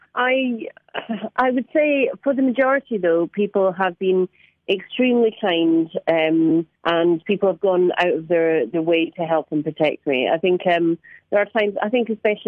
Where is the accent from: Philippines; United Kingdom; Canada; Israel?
United Kingdom; Scotland; now in London, United Kingdom; I'm from Scotland. I do live in London, but I am from Scotland.